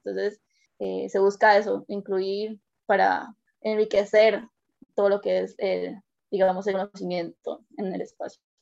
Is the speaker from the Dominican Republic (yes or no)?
no; San Carlos, Alajuela, Costa Rica; Yo soy de la zona de San Carlos